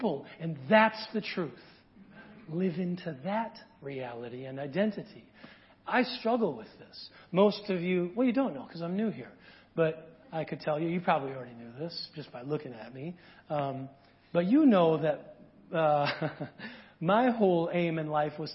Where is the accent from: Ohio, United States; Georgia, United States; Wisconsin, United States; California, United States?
Wisconsin, United States; small town rural; I'm from small town rural Wisconsin